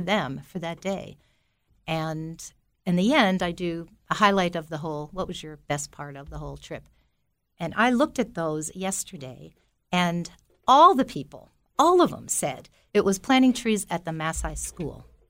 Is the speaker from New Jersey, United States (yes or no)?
yes; Belleville, New Jersey, United States; I grew up in Belleville, New Jersey, and my family had a tavern business called Binky's Tavern, and I lived on top of it for nineteen years before I went away to college